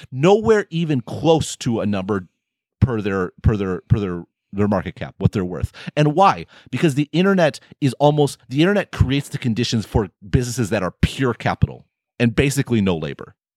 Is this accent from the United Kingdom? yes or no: no; United States; we're all American